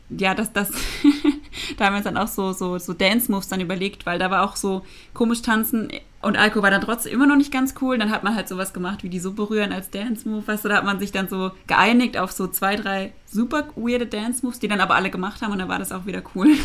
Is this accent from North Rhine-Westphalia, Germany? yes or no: no; Baden-Württemberg, Germany; ich komme auch aus dem Dorf, wir kommen beide aus Baden-Württemberg